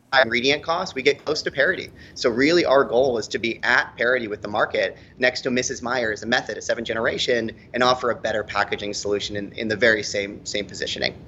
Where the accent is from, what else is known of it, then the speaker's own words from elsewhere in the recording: Boulder, Colorado, United States; I'm from Boulder, Colorado